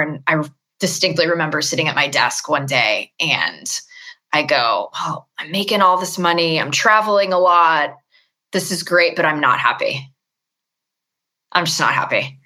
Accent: Los Angeles, California, United States; I'm born and raised in Los Angeles

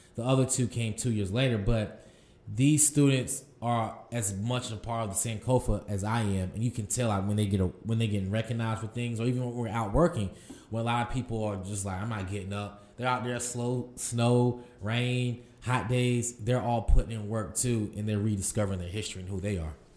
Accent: Durham, North Carolina, United States; I'm from Durham, North Carolina. Uh, as I grew up in the city

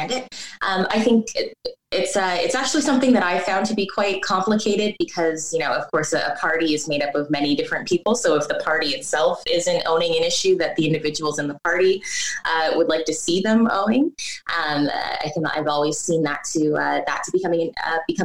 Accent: Windsor, Ontario, Canada; moved away; I'm originally from Windsor, Ontario

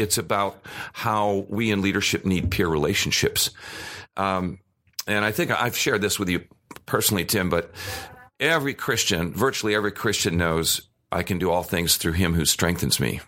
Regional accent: Arizona, United States; also born or lived in Cleveland, Ohio; When I was seven, we came out here, and we had no air conditioning

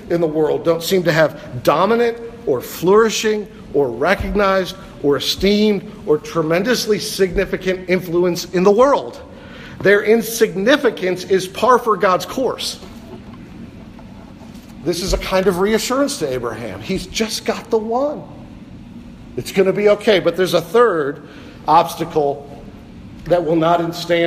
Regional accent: Cleveland, Ohio, United States; I was from Cleveland, Ohio

